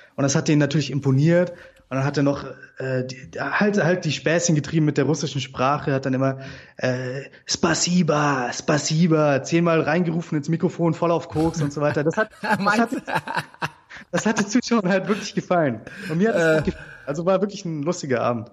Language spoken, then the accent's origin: German; Germany; wir Deutschen